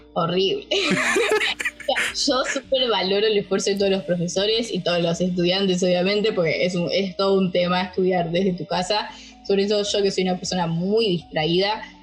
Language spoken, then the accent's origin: Spanish; Buenos Aires, Argentina; soy de Argentina, como bien dijo nuestro compañero Javi, soy de Argentina, de Buenos Aires